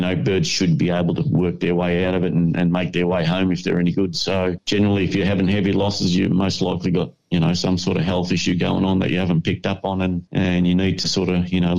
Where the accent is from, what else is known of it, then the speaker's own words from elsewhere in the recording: Altona, Victoria, Australia; I grew up in Altona, or North Altona, and I worked in Altona all my life.